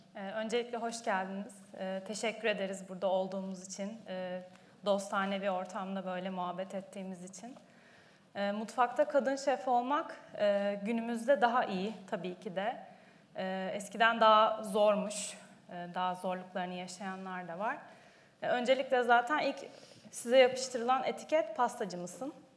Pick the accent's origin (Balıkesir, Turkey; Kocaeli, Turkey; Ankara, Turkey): Balıkesir, Turkey; Ayvalık; Ben Ayvalıklıyım.